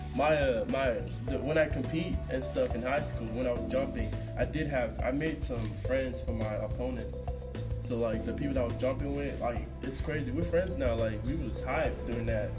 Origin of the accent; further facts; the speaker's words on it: Houston, Texas, United States; now in Lindsborg, United States; I run track uh, from Texas, Houston, Texas